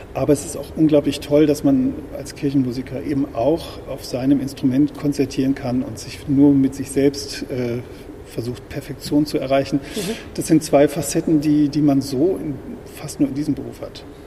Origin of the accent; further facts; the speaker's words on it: near Osnabrück, Lower Saxony, Germany; moved away as an adult; also born or lived in Paris / Freiburg im Breisgau / Wiesbaden; now in Hamburg, Germany; da bin ich aufgewachsen in einem kleinen Dorf in der Nähe von Osnabrück